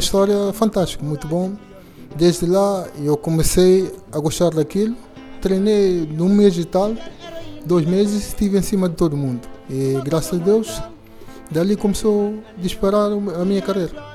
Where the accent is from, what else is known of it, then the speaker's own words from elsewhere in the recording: Bambadinca, Bafatá, Guinea-Bissau; also born or lived in Bissau; now in Lisbon, Portugal; Nasci em Bissau, depois fui viver com meus avós lá na, na, em Bambarinca